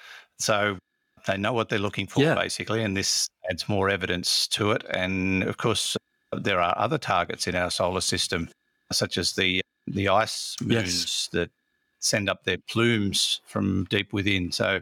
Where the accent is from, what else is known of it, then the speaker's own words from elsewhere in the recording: Australia; I'm actually Australian.